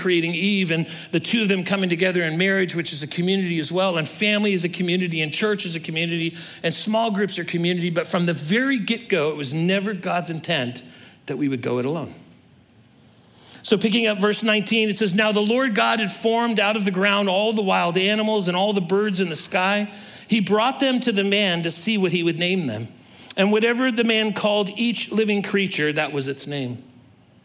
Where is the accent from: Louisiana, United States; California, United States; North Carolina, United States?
California, United States; I was born and raised in California